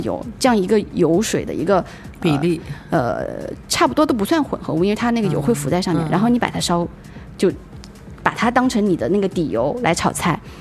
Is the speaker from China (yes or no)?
yes; China; 以我们中国人的是，那个饮食习惯